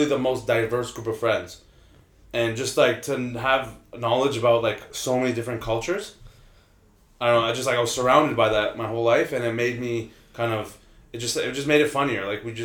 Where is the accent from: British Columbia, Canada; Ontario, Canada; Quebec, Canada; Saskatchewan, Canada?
Ontario, Canada; Toronto; also born or lived in Markham, Ontario; I grew up in Scarborough. I was born in Scarborough.